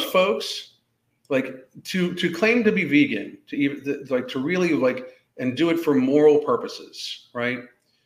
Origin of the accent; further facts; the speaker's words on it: Western Pennsylvania, United States; when I grew up in Western Pennsylvania